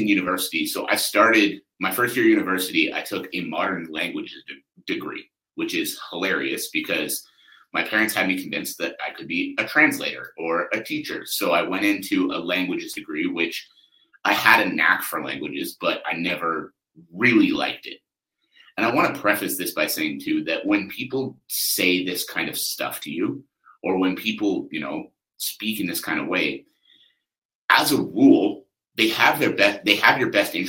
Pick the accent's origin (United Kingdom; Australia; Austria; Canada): Canada; I'm Canadian